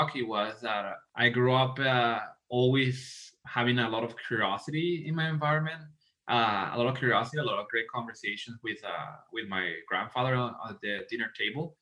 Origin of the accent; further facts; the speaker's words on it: Venezuela; also born or lived in Toronto, Canada; now in Calgary, Canada; I'm an immigrant from Venezuela. So I moved to Canada in 2011.